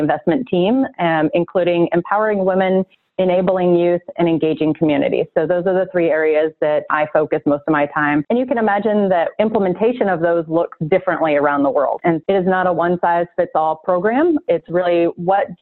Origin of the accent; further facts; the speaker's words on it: California, United States; moved away as an adult; also born or lived in upstate New York; I'm originally from California.